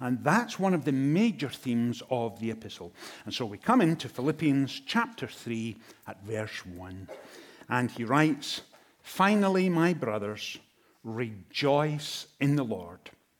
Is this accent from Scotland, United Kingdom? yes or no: yes; Inverness, Scotland, United Kingdom; now in United States; I come from Inverness in Scotland, and we have lived in the United States since 2007.